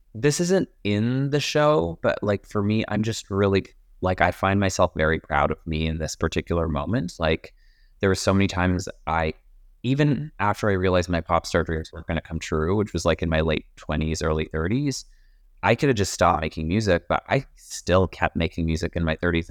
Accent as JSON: {"language": "English", "town": "Edmonton", "region": "Alberta", "country": "Canada", "also_born_or_lived": "Calgary", "said": "I was living in Calgary and my parents are, and I'm originally from Edmonton."}